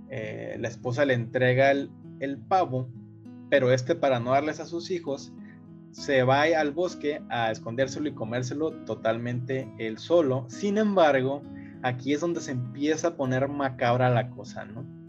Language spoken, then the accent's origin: Spanish; Mexico; como mexicano